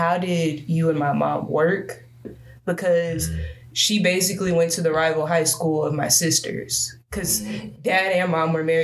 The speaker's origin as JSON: {"language": "English", "town": "Baton Rouge", "region": "Louisiana", "country": "United States", "tie": "born or raised there", "also_born_or_lived": "Seaside, California"}